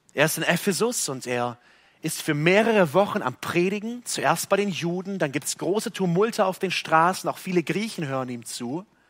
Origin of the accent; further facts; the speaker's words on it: Germany; hier bei uns in Deutschland